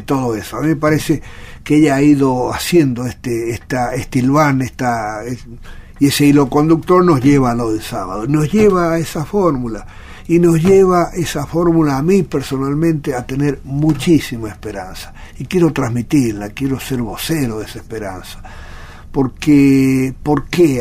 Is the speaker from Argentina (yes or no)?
yes; San Juan, Argentina; San Juan es muy lindo, de donde soy